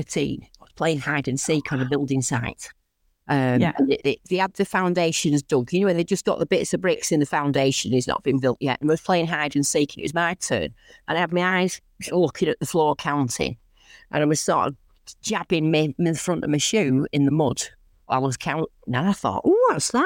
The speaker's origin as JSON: {"language": "English", "area": "Lancashire, Rochdale/Oldham area", "region": "North West England", "country": "United Kingdom", "accent": "northern", "said": "I am from Lancashire. As you can probably tell from my accent, I'm quite northern, from around the Rochdale, Oldham area."}